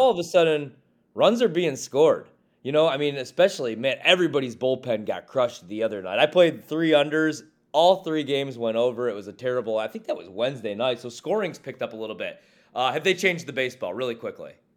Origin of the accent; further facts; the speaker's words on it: Midwest, United States; now in Washington, D.C. area, United States; I'm from the Midwest.